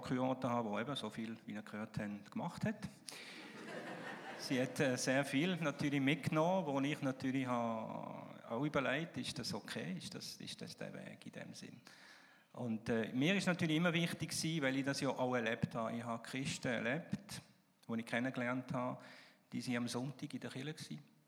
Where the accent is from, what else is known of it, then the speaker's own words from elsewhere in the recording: Alsace, Grand Est, France; Ich bin übrigens im Elsass aufgewachsen